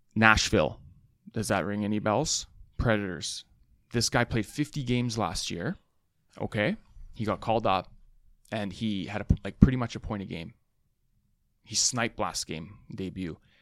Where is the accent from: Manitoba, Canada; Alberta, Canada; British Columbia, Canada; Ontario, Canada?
British Columbia, Canada; Vancouver; we're from Van City here